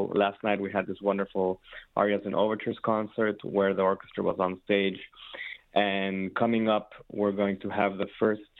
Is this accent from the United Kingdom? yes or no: no; Mexico City, Mexico; moved away as an adult; also born or lived in San Francisco, United States / Ann Arbor, Michigan, United States / Boston, United States; now in Detroit, United States; I'm Mexican, born and raised in Mexico City, and I was there until I was 18 years old.